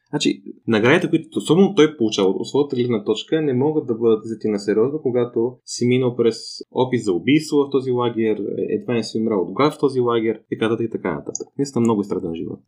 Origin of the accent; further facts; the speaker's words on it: Bulgaria; аз съм израснал в България